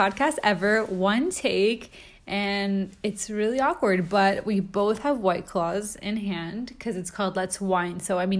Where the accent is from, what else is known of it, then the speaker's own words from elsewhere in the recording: Montreal, Quebec, Canada; So I'm from Montreal, Canada. That's where I was born.